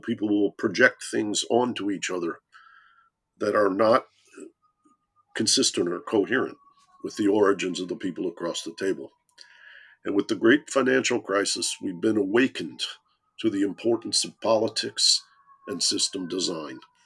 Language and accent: English; Detroit, Michigan, United States; I come from Detroit.